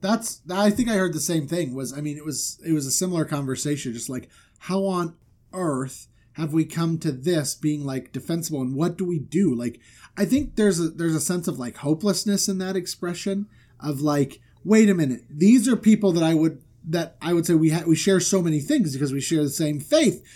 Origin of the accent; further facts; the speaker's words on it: Florida, United States; moved away; I'm from Florida